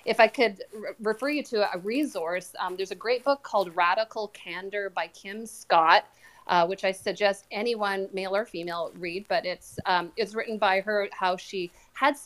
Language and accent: English; Canada; I am Canadian